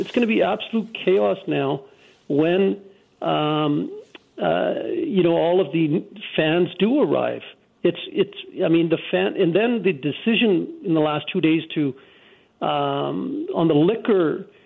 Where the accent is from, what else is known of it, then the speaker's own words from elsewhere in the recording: Canada; people like myself, born and raised in Canada, a person of color